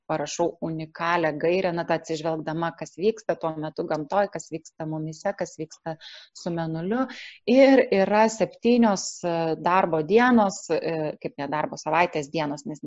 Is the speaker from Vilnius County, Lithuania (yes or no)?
yes; Vilnius, Vilnius County, Lithuania